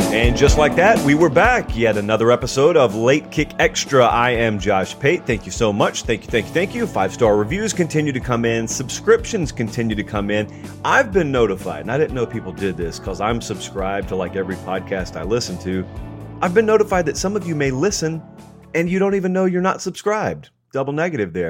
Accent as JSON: {"language": "English", "town": "Columbus", "region": "Georgia", "country": "United States", "tie": "born or raised there", "moved": "yes", "said": "my hometown of Columbus, Georgia"}